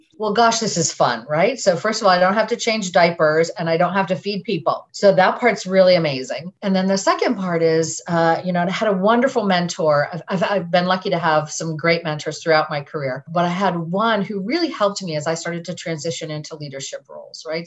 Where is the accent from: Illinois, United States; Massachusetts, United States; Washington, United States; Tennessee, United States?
Massachusetts, United States; I grew up in Massachusetts and, and I'm part of a, a community there